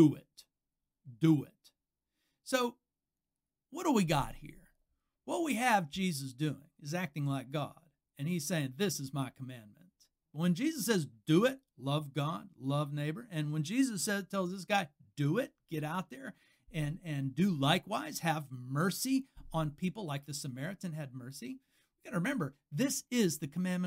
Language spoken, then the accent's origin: English; United States; I'm an American